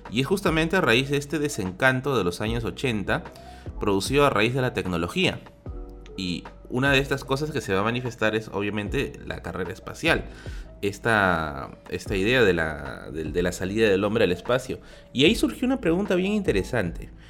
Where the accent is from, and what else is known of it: Peru